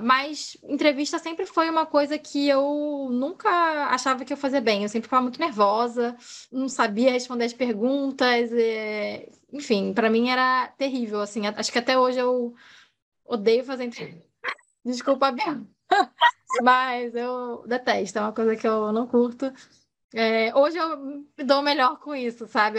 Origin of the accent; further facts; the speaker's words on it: Rio de Janeiro, Brazil; Eu sou carioca, moro no Rio